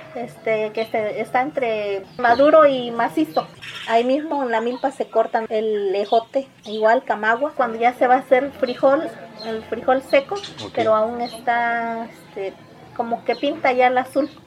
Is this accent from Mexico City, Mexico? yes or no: no; Santa María Zacatepec, Oaxaca, Mexico; Mi pueblo, el Tapanco, es 100% indígena, tacuate